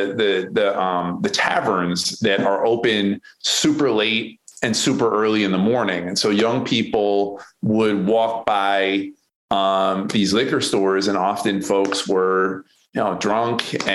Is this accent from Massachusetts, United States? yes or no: yes; Western Massachusetts, United States; moved away as an adult; now in Baltimore, United States; I grew up in Western Massachusetts.